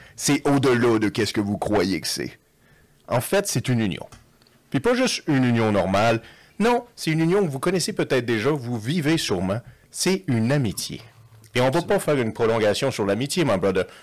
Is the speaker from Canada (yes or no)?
yes; Quebec, Canada; on est deux Québécois, Français